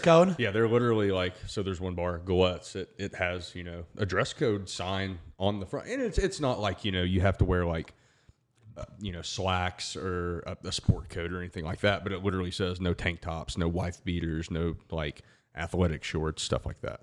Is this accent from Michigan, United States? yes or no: no; Alabama, United States; I'm from Alabama.